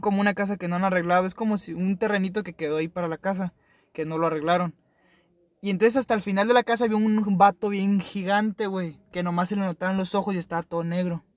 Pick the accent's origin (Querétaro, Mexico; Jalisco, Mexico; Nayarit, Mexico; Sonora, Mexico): Nayarit, Mexico; moved away; Yo no soy de aquí, yo soy de Nayarit, en un rancho